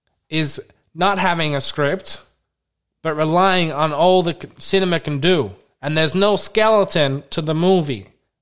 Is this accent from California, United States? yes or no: no; Wisconsin, United States; I'm from Wisconsin.